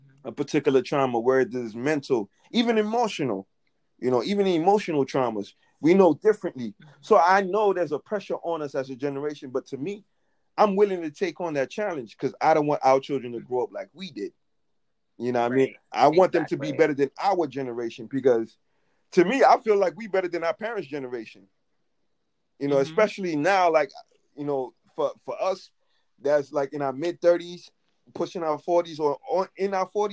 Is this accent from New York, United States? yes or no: yes; New York City, New York, United States; growing up in Brooklyn, of all places, the era that we came in, it was very rough